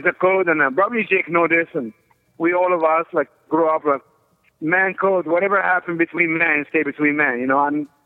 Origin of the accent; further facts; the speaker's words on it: Egypt; moved away as an adult; also born or lived in Colorado Springs, Colorado; I'm originally from Egypt